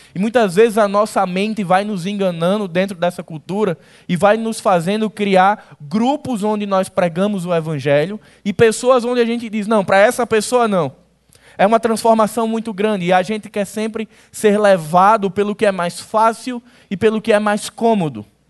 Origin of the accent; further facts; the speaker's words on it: Northeast Region, Brazil; Eu gosto de pensar como um bom nordestino